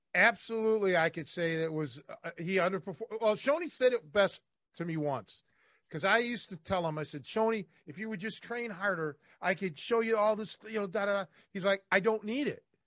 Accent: Cleveland, Ohio, United States; I'm from Cleveland

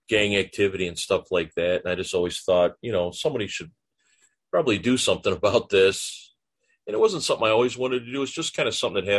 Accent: Chicago, Illinois, United States; also born or lived in DuPage County; I grew up in Chicago

